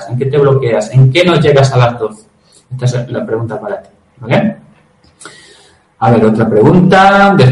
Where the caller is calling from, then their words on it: Cartagena, Region of Murcia, Spain; buenas, ¿cómo estáis?